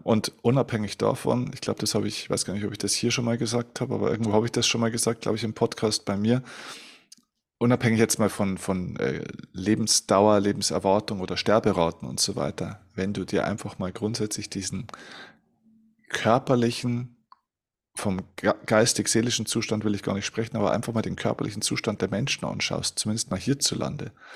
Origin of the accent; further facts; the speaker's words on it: Germany; bei uns in Deutschland